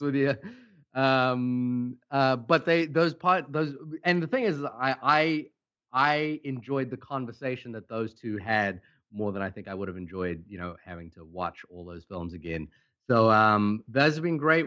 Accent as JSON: {"language": "English", "country": "Fiji", "tie": "born or raised there", "moved": "yes", "said": "I came from uh, a small Pacific island. I was born in Fiji, and movies for us was a really big part of everything we did."}